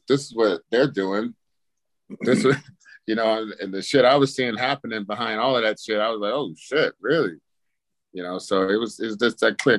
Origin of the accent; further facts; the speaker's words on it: Palm Springs, California, United States; growing up in Palm Springs